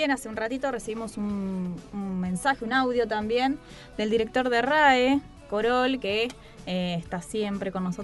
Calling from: Los Reartes, Córdoba, Argentina; eh, desde Los Reartes, Córdoba titular de ….

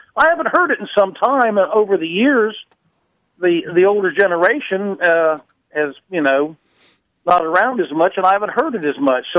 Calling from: Thomasville, Georgia, United States; also born or lived in South Florida; Well, I've lived here 36 years. I moved here from South Florida.

